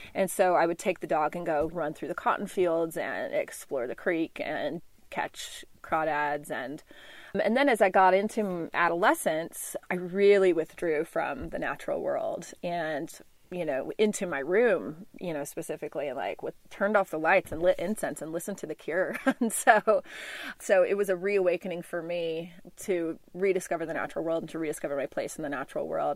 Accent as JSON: {"language": "English", "town": "Memphis", "region": "Tennessee", "country": "United States", "tie": "born or raised there", "also_born_or_lived": "Texas / Sonoran Desert", "moved": "yes", "said": "I was born in Texas, but I grew up in Memphis, Tennessee"}